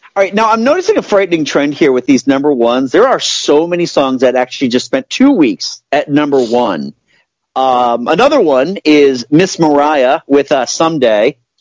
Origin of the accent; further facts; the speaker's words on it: Hudson, Massachusetts, United States; growing up in Hudson, Massachusetts